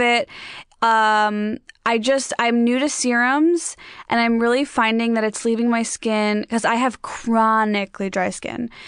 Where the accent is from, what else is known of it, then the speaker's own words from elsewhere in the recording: Chicago suburbs, Illinois, United States; now in Los Angeles, United States; my hometown too. I'm from the Chicago suburbs